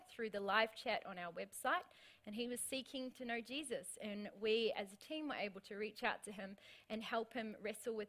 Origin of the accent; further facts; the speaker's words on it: New Zealand; now in Australia; as a Kiwi